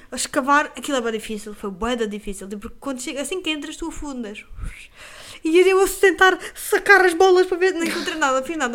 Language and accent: Portuguese; Lagos, Algarve, Portugal